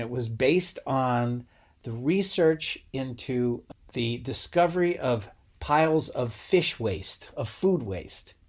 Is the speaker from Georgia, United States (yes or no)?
no; Rhode Island, United States; I'm from Rhode Island and we grew up having tons of seafood